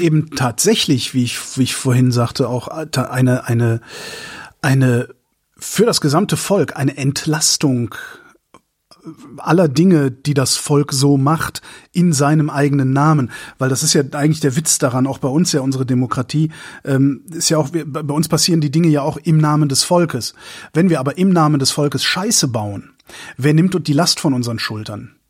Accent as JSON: {"language": "German", "country": "Germany", "said": "als, als Deutsche"}